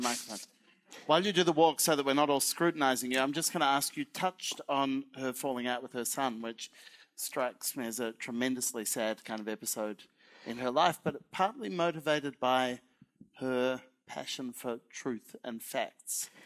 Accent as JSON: {"language": "English", "country": "Australia", "said": "I'm Australian"}